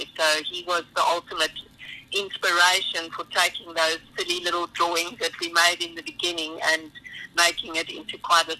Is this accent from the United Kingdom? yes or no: no; South Africa; being a South African